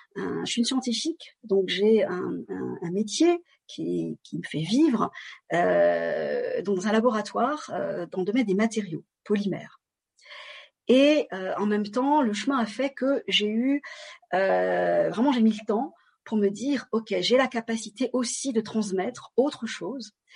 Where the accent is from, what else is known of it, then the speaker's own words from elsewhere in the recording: France; je suis d'origine vietnamienne et je suis née en France